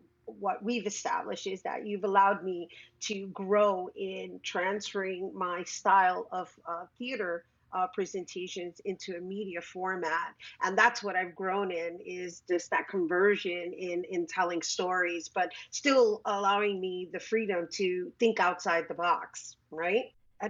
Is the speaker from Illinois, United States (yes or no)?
no; New York City, New York, United States; I am a native New Yorker and I'm born in El Barrio, and I like to consider myself raised by borough between East Harlem and the Bronx.